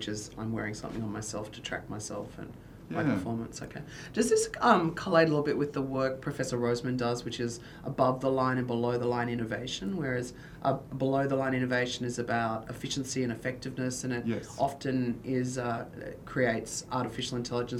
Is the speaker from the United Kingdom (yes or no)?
no; Queensland, Australia; being a Queenslander